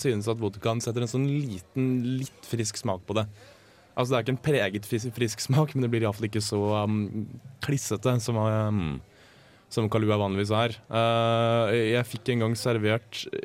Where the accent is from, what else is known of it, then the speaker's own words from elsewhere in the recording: Oslo, Norway; Nå kommer jeg fra Oslo vest